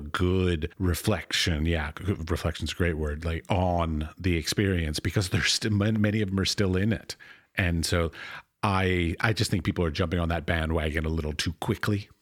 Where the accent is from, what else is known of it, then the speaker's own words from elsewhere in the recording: United States; as an American